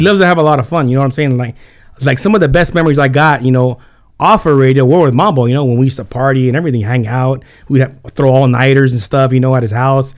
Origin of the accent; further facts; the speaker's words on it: Carpinteria, California, United States; first language Spanish; English is a second language; also born or lived in Santa Barbara / Santa Paula; I was born in Santa Barbara, and then, uh, I was in Carpinteria for about, um, for about nine years